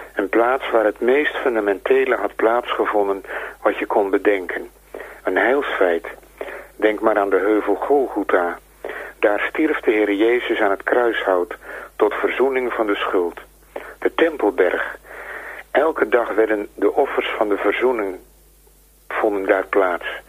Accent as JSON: {"language": "Dutch", "country": "Netherlands", "said": "wij als Nederlanders waren vroeger heidenen"}